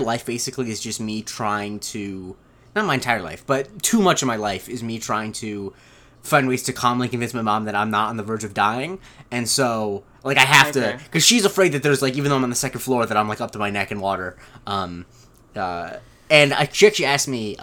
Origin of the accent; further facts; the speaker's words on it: Punta Gorda, Florida, United States; moved away; I grew up in Punta Gorda, Florida